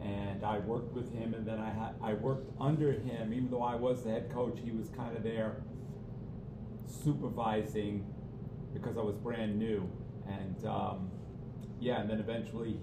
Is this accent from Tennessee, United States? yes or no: no; Mount Vernon, New York, United States; I grew up in Mount Vernon